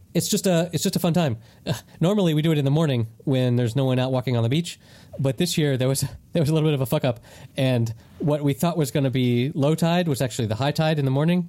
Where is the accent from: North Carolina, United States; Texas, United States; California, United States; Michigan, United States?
North Carolina, United States; moved away as an adult; now in Spain; Growing up in North Carolina